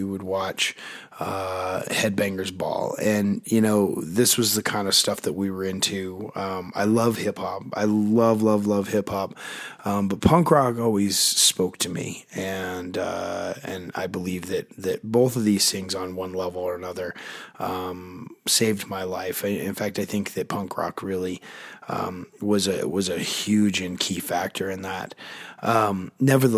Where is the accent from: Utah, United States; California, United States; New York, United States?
Utah, United States; Park City; I grew up in Park City, Utah, which is a ski resort town, but it's also a small town.